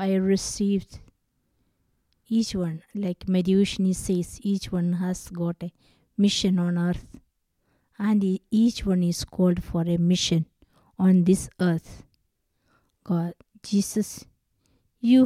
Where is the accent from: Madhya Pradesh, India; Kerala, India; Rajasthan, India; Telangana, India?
Kerala, India; I am from Kerala, and I have born and brought up in a Catholic family.